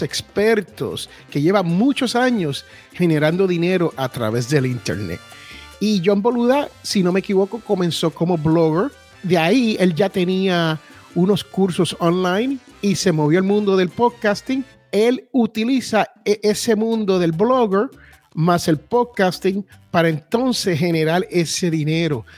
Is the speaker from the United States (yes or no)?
yes; United States; aquí en la gran nación norteamericana donde yo nací